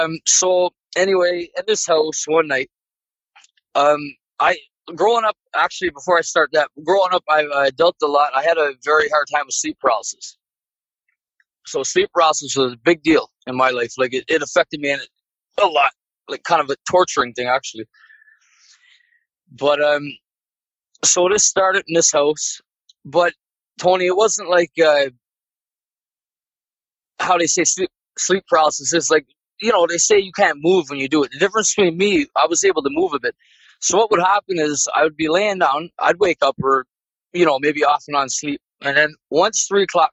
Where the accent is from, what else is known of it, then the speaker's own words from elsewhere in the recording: Newfoundland and Labrador, Canada; my hometown in Newfoundland, pretty much the whole town is built above Indian burial ground